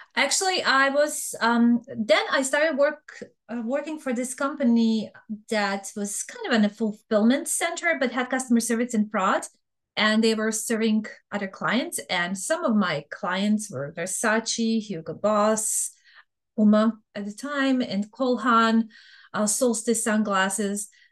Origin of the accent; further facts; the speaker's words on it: Bosnia & Herzegovina; English is a second language; moved away as an adult; also born or lived in Serbia; now in United States; I am originally from Bosnia. I was born in Bosnia, but I'm Serbian by ethnicity